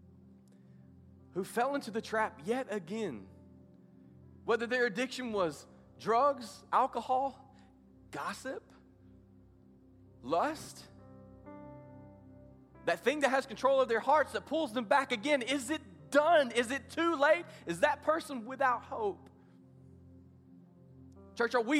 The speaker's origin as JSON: {"language": "English", "region": "the South", "country": "United States", "tie": "born or raised there", "said": "I grew up in the South at a place to where everybody goes to church, much like here"}